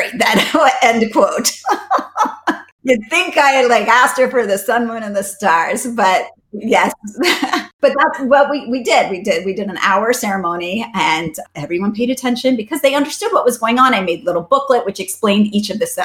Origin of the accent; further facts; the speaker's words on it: North Carolina, United States; first language English; moved away as an adult; also born or lived in Boston, United States; now in Hawaii, United States; I grew up in North Carolina